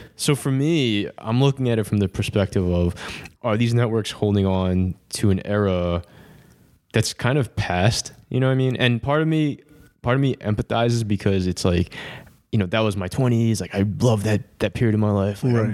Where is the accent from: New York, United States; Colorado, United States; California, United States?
New York, United States; we're from New York